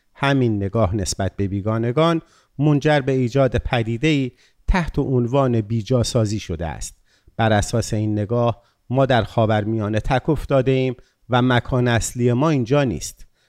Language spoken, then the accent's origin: Persian; Iran; ما ایرانی ها